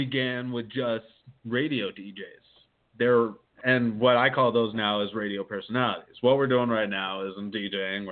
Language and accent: English; Carbondale, Colorado, United States; I grew up here in Colorado, right in Carbondale